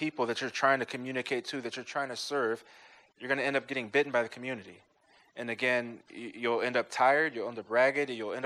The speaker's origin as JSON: {"language": "English", "town": "Ferguson", "region": "Missouri", "country": "United States", "tie": "born or raised there", "said": "For most of my life, I grew up in Ferguson, Missouri."}